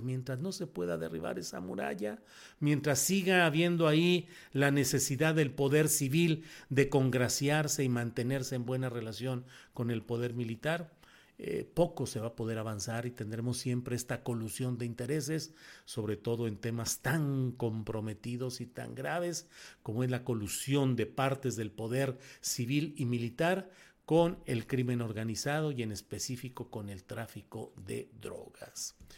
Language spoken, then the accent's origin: Spanish; Mexico; yo soy uno de los 23 mil mexicanos que firmamos